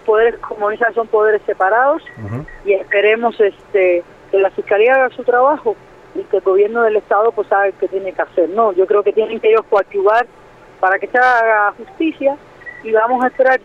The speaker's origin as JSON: {"language": "Spanish", "country": "Cuba", "tie": "born or raised there", "moved": "as an adult", "lives_now": "Mexico", "said": "me crié en Cuba"}